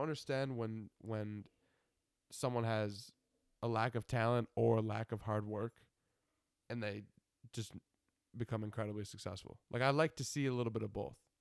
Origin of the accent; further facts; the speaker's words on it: Buffalo, New York, United States; I'm from Buffalo.